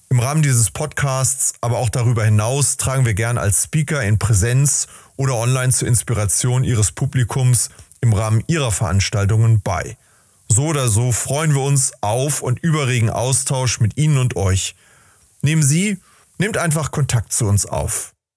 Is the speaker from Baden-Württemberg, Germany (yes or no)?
no; Hamburg, Germany; ich komme ja aus Hamburg